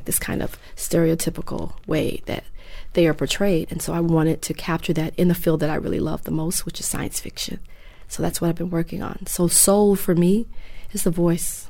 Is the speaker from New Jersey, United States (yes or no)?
no; Memphis, Tennessee, United States; also born or lived in New York; I'm from Memphis. I was born and mostly raised here.